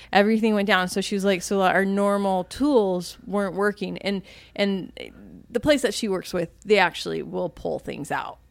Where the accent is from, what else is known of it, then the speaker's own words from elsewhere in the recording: Virginia, United States; moved away; I was from Virginia